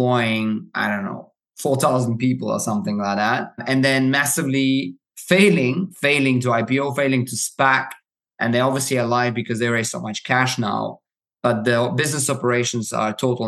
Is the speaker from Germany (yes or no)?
yes; Germany; I grew up in Germany